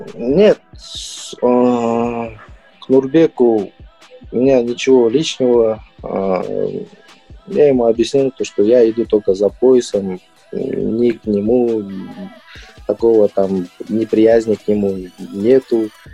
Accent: Kazakhstan; мы, казахи, казахстанцы

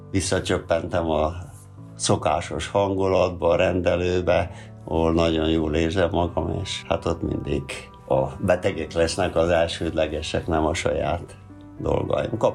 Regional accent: Hungary; Ugyan én a Rákosi korba eh, nőttem föl, ott volt a gyerekkorom, olyan időben, amikor a kutyák éhen pusztultak. Szép volt a gyerekkorom, hát voltak sikereim, tanulmányi versenyeken. Falun nőttem fel egy kis iskolából

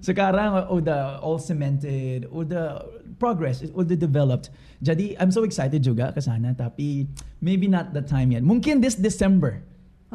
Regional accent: Bolinao, Ilocos Region, Philippines; Indonesian is a second language; moved away as an adult; now in Jakarta, Indonesia; Bolinau yang nama kampung aku

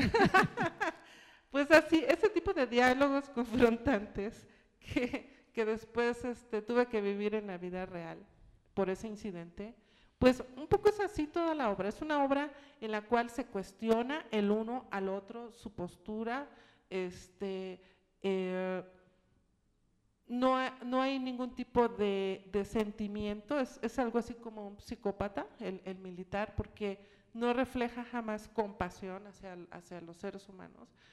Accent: Acapulco, Guerrero, Mexico; moved away; mi ciudad natal, en la cual vivía en ese entonces, Acapulco

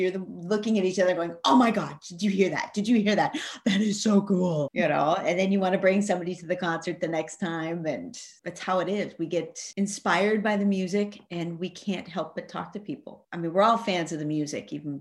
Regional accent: Montana, United States; also born or lived in California; now in Denmark; I grew up in Montana, moved to California

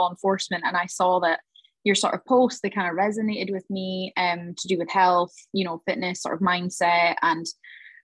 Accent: Highlands of Scotland, United Kingdom; I grew up and I'm from the Highlands of Scotland

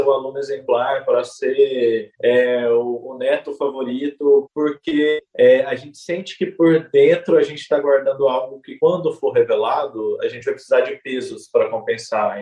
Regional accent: Goiânia, Goiás, Brazil; tenho 31 anos, sou nascido e criado em Goiânia

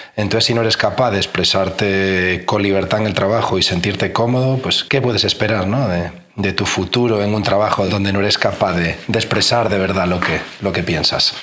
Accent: A Coruña, Galicia, Spain; moved away as an adult; me tuve que volver pues a mi ciudad natal, a La Coruña

